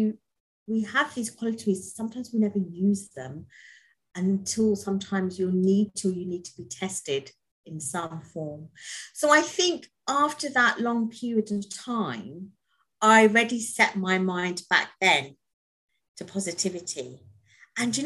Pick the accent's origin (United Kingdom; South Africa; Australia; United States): United Kingdom; London; raised in London. Basically, I'm British.